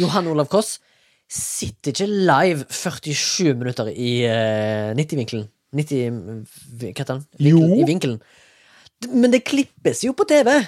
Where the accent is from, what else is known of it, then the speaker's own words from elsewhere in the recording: Haugesund, Rogaland, Norway; now in Oslo, Norway; Jeg er fra Haugesund